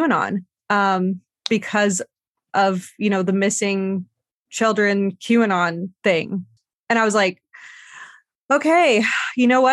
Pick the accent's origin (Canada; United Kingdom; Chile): Canada; I love that I'm from Canada.